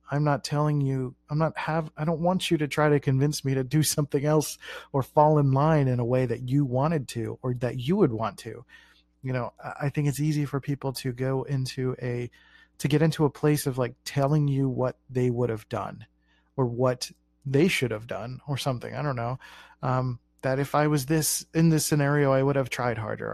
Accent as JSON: {"language": "English", "town": "Philadelphia", "region": "Pennsylvania", "country": "United States", "tie": "born or raised there", "said": "growing up in Philly"}